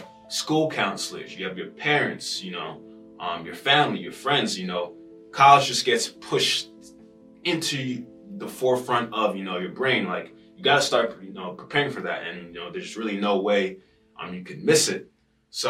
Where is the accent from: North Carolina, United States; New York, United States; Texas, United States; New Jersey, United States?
New York, United States; Rockland County; born and raised in New York, specifically the 845. Rockland County